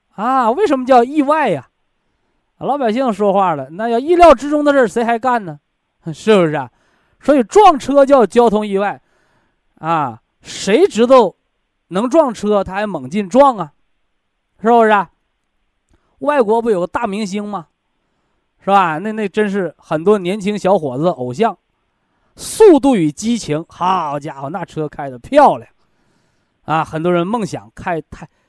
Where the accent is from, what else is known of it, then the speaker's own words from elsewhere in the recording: China; 虽然我们中国人呢有一个审美标准